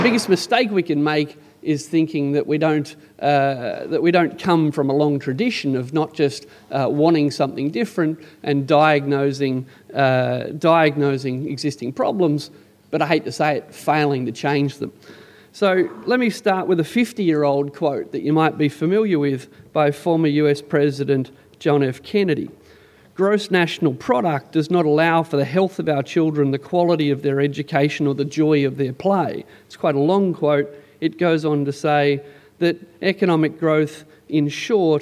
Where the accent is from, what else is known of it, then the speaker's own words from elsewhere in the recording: Canberra, Australian Capital Territory, Australia; I'm from Canberra